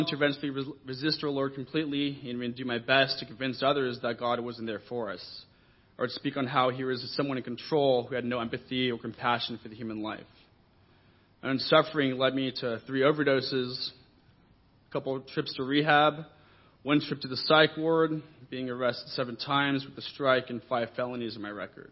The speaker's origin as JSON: {"language": "English", "area": "Orange County", "region": "California", "country": "United States", "tie": "born or raised there", "said": "I was raised in church and scripture in Orange County as a kingdom kid"}